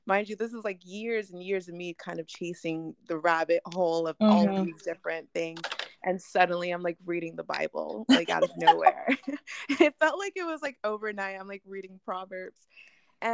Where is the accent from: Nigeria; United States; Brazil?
Nigeria; Well, I actually grew up Christian, and I am Nigerian, and so we grew up going to like super African churches every other Sunday.